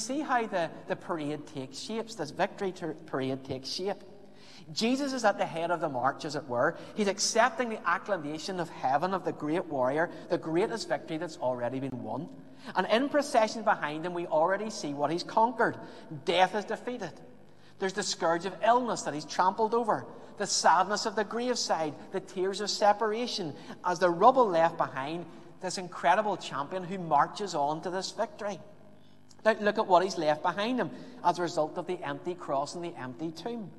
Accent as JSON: {"language": "English", "town": "Belfast", "region": "Northern Ireland", "country": "United Kingdom", "tie": "born or raised there", "said": "growing up in Belfast"}